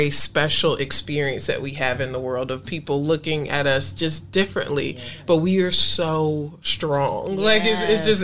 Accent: Atlanta, Georgia, United States; I'm from Atlanta

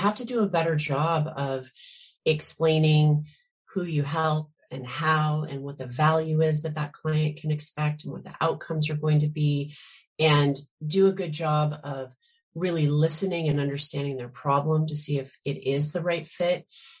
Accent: Spokane, Washington, United States; now in Seattle, United States; I am actually from Spokane, Washington. Okay. That's where I grew up. Yep. And I live in Seattle now, but I grew up on a little farm in Spokane and was a very lucky kid.

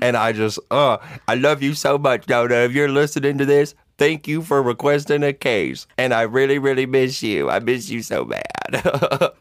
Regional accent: Georgia, United States; We are from Georgia. That is our home state

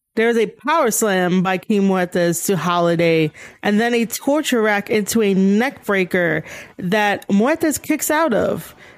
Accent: New York City, New York, United States; New York City, my hometown

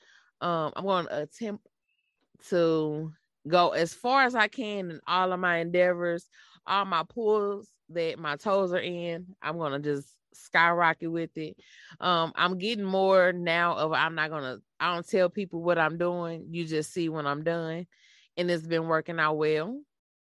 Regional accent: St. Louis, Missouri, United States; accent: country; I'm from St. Louis, born and raised. I'm just a little country.

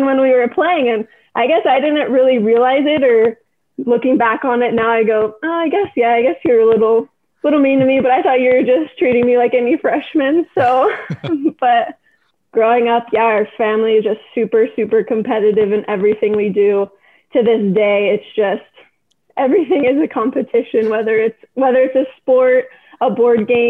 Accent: Redondo Beach, California, United States; I was born and raised in Redondo Beach, California

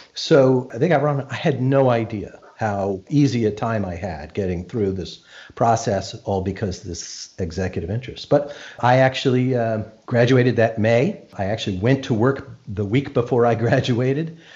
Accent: Arlington, Virginia, United States; I grew up in Arlington

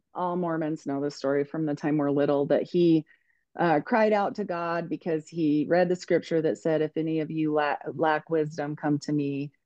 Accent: United States; born or raised there

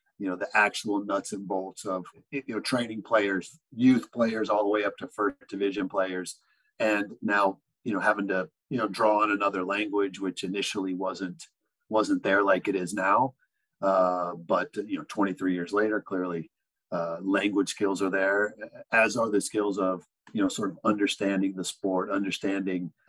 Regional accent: Arizona, United States; moved away as an adult; also born or lived in Kansas / Mexico; I grew up in Arizona

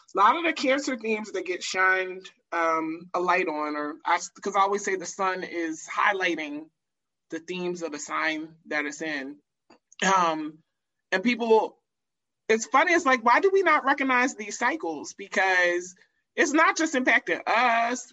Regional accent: United States; being American

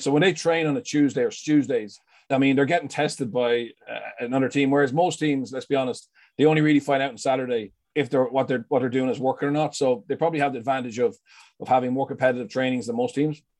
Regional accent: Leinster, Ireland; I'm from Leinster

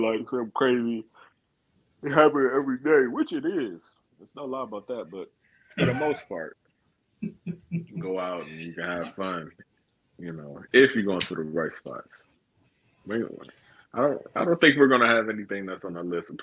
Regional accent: Cleveland, Ohio, United States; we're from Cleveland

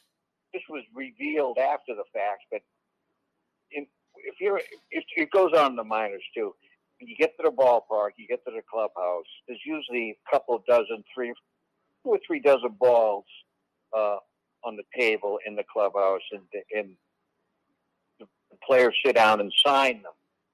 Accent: Boston, Massachusetts, United States; moved away; I grew up in Boston, and my father was an usher at Fenway Park when I was growing up.

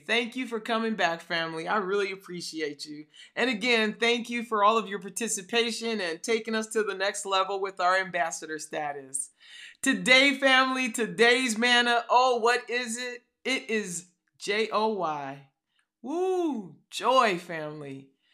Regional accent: California, United States; now in Atlanta, United States; I'm from California

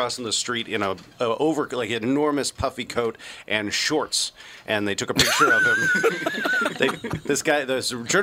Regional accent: Seattle, Washington, United States; moved away; I was from Seattle

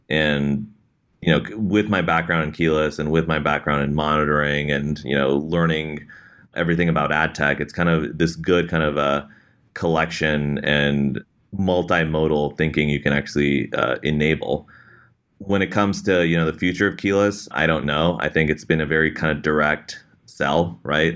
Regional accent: Bay Area, California, United States; being situated in the Bay Area, growing up in the Bay Area

